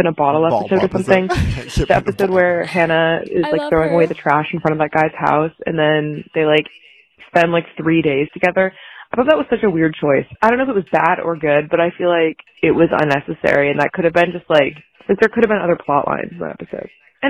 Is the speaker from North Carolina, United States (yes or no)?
yes; North Carolina, United States; I'm 19 and I'm from North Carolina. I know, unfortunate.